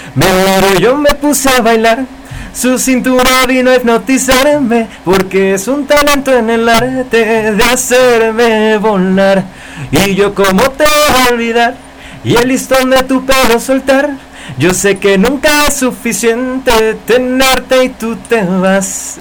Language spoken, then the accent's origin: Spanish; Cuernavaca, Morelos, Mexico; Yo soy de Cuernavaca, Morelos